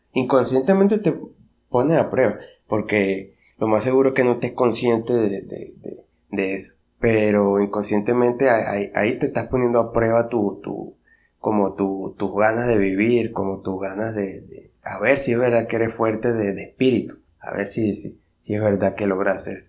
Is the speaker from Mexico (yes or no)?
no; Venezuela; yo soy de Venezuela